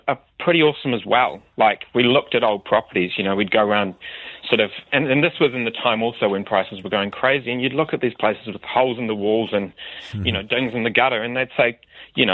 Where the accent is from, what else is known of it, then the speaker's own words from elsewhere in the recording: Wellington, New Zealand; moved away as an adult; now in Christchurch, New Zealand; where I grew up in Wellington City